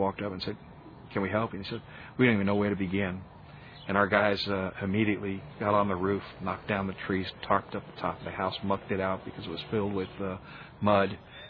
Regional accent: Beaumont, Texas, United States; I'm from Beaumont, Texas. I'm a member of the Church of Jesus Christ of Latter-day Saints

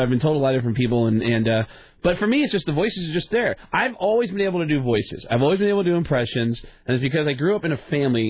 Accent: Mount Vernon, New York, United States; I never got an accent from the Bronx, where I grew up. I grew up in Mount Vernon, right next to the Bronx.

